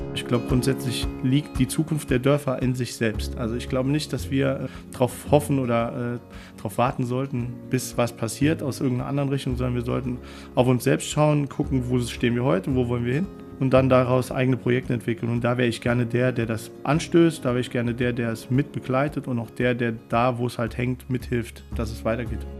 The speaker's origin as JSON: {"language": "German", "town": "Orscholz", "region": "Saarland", "country": "Germany", "tie": "born or raised there", "also_born_or_lived": "Mainz / Melbourne / Munich", "said": "Ich bin aufgewachsen in Orscholz, habe dort bis äh, ich 14 war gelebt"}